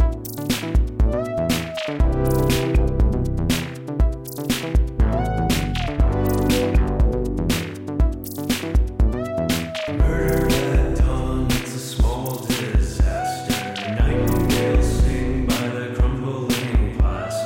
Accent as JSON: {"language": "English", "region": "London", "country": "United Kingdom", "tie": "born or raised there", "said": "I worked in a record shop called Loppy Lugs in Edgware, where I grew up in North London."}